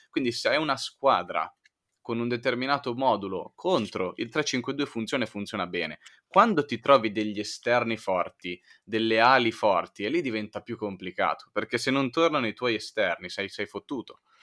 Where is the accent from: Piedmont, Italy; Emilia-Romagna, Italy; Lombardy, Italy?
Lombardy, Italy; Milan; essendo milanesi